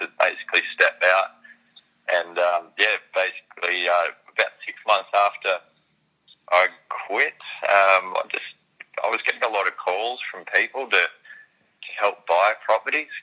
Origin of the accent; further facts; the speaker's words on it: Sydney, New South Wales, Australia; I grew up in Sydney